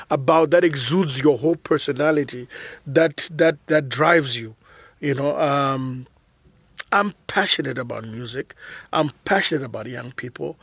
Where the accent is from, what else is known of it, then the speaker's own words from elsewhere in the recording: Zambia; I was born in Zambia, naturally, nineteen seventy.